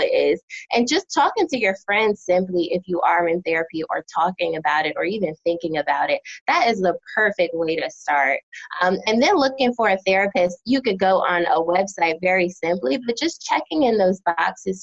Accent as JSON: {"language": "English", "country": "United States", "also_born_or_lived": "New Jersey / Philadelphia, Pennsylvania", "moved": "yes", "lives_now": "North Carolina, United States", "said": "I'm originally from New Jersey and Philadelphia, and so now living in North Carolina"}